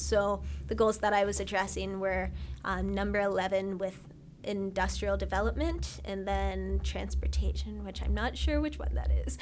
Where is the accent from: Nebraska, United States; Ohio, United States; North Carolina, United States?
Ohio, United States; I'm from Ohio